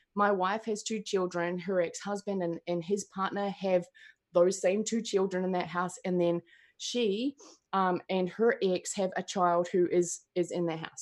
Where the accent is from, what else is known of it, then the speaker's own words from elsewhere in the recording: New Zealand; I'm from New Zealand